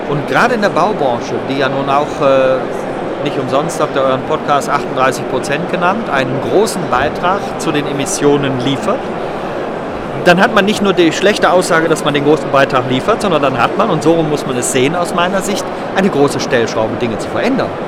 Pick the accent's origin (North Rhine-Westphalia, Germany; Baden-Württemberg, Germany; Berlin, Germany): North Rhine-Westphalia, Germany; Bonn; born there; Ich bin im Rheinland geboren, ich bin in Bonn geboren. So ein Rheinländer hat so ein bisschen Grundoptimismus